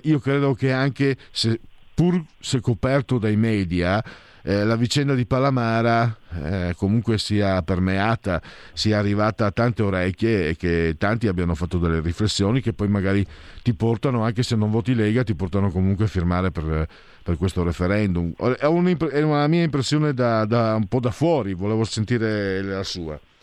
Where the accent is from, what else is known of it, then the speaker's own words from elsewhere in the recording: San Vito al Tagliamento, Friuli-Venezia Giulia, Italy; nel mio paese nativo, quello mio proprio, San Vito il Tagliamento